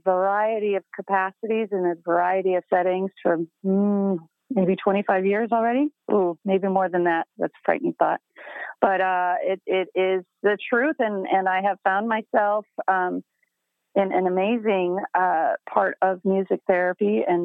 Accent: Michigan, United States; moved away as an adult; also born or lived in Ohio; now in Chicago, United States; I'm a Michigan girl. I was born in Ohio, then moved up to Michigan with my family in the early elementary years and stayed there

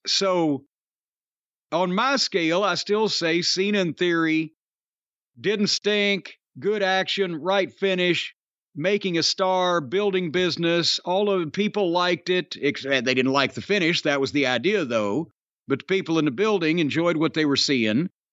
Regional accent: Louisville, Kentucky, United States; is in my hometown

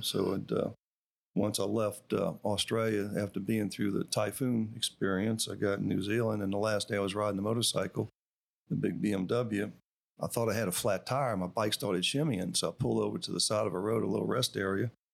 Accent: Madisonville, Louisiana, United States; my hometown

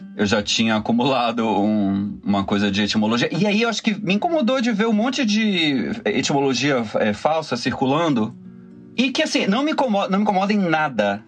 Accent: Bahia, Brazil; moved away as an adult; now in Rio de Janeiro, Brazil; sou baiano, moro no Rio há 17 anos, vim fazer faculdade e fiquei

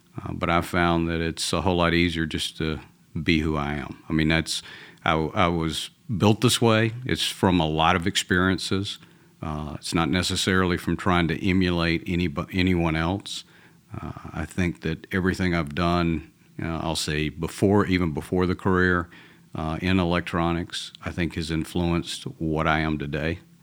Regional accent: Atlanta, Georgia, United States; accent: Georgia; now in Texas, United States; I'm originally from Atlanta, from, uh, a, a Southern boy. So even though I live in Texas now, this is a Georgia accent

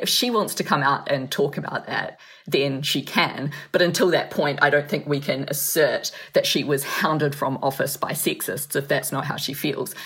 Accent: New Zealand; as a New Zealander from New Zealand

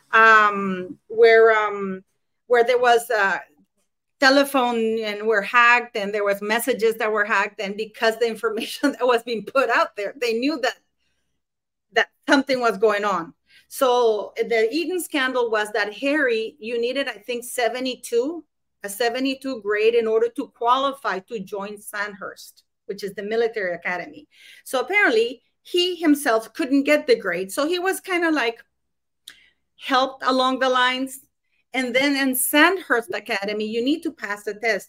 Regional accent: Canada; I'm Canadian

